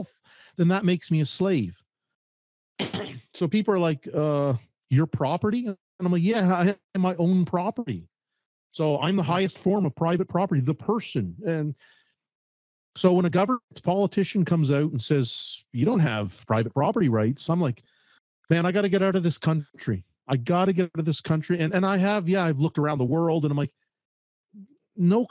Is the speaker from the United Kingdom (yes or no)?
no; Canada; also born or lived in Calgary, Alberta; as a Canadian